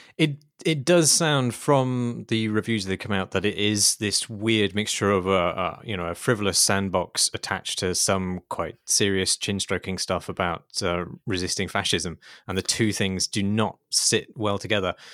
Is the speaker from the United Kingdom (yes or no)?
yes; United Kingdom; as a British person